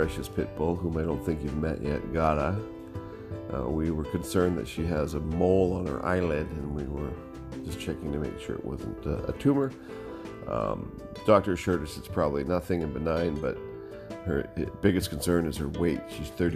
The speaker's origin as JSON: {"language": "English", "country": "Canada", "tie": "born or raised there", "said": "I being, of course, the first born on Canadian soil of our clan. And so I think you'll find my story, my perspective on growing up in Canada with immigrant parents quite interesting."}